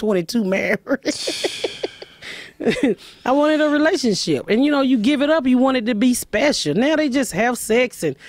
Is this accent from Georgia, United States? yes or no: yes; Atlanta, Georgia, United States; moved away; also born or lived in Indianapolis; No, I'm from Georgia. Atlanta.